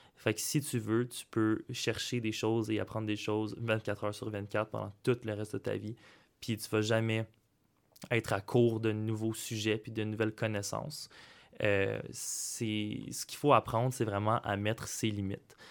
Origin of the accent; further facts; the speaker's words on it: Saint-Jean-sur-Richelieu, Quebec, Canada; moved away as an adult; now in Sherbrooke, Canada; je viens du cégep de Saint-Jean-sur-Richelieu